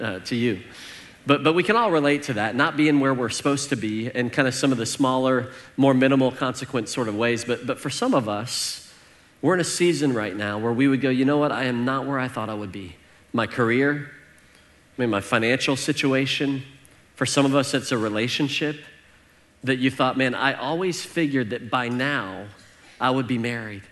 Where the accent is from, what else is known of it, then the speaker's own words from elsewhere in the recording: Northern Illinois, United States; growing up in Northern Illinois.